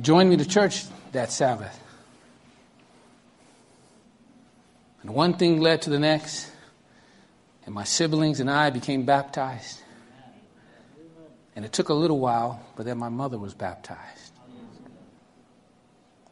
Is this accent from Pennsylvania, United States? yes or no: no; New York City, New York, United States; accent: Brooklyn; I'm 11 years old, and I think you can tell by the accent, I'm from Brooklyn, New York